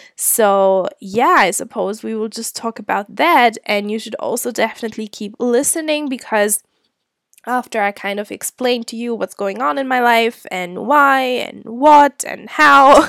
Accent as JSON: {"language": "English", "country": "Germany", "also_born_or_lived": "Scotland", "moved": "as an adult", "said": "I'm originally from Germany."}